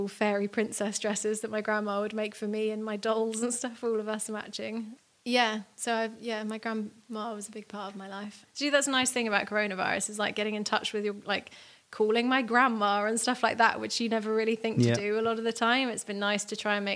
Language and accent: English; Bath, South West England, United Kingdom; moved away as an adult; also born or lived in Brighton; I grew up just outside Bath in the UK.